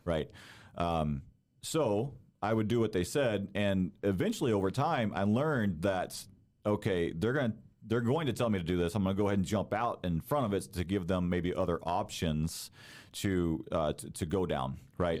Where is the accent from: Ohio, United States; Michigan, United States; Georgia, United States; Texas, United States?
Texas, United States; moved away as an adult; also born or lived in Denton, Texas; now in Ligonier, United States; I actually grew up down south in Texas. Texas is home for me